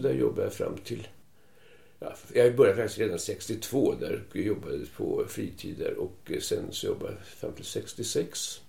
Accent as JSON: {"language": "Swedish", "town": "Stockholm", "region": "Stockholm County", "country": "Sweden", "tie": "born or raised there", "also_born_or_lived": "Gävle", "moved": "as an adult", "lives_now": "Tyresö, Sweden", "said": "Jag är född på Kungsholmen men eh, flyttade väldigt tidigt först till Hammarbyhöjden och sen 48 eh, flyttade till Gamla Enskede"}